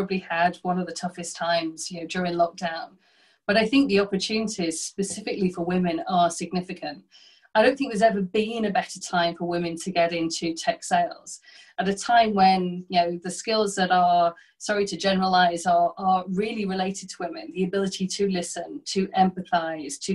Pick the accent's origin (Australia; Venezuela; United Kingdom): United Kingdom; the north of England; my hometown, which is a small, you know, industrial town in the north of England